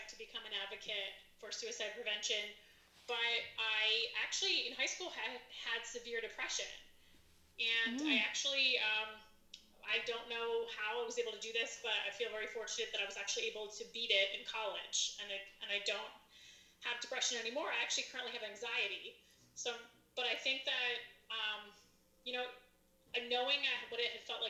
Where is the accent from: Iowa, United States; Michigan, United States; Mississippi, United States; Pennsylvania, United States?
Pennsylvania, United States; southern Chester County; now in Conshohocken, United States; From a small town in southern Chester County, Pennsylvania